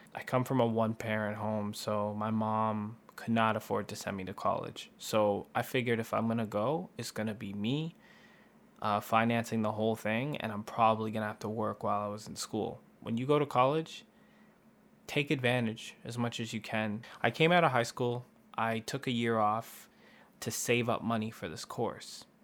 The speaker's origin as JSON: {"language": "English", "country": "Canada", "said": "we're from Canada."}